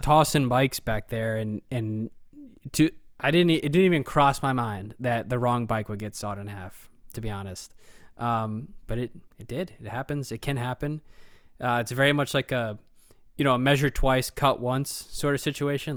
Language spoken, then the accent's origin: English; Dublin, Ohio, United States; we grew up in Dublin